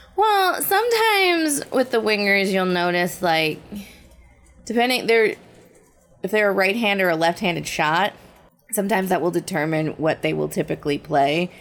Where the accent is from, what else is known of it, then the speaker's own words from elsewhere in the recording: New Jersey, United States; in New Jersey, it never really ever got that cold